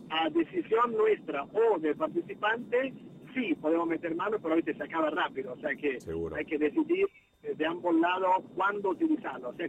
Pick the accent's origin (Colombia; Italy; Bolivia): Italy; also born or lived in United States; now in Argentina; vine obviamente de otro país, vivía, eh, vengo de Italia, pero vivía en Estados Unidos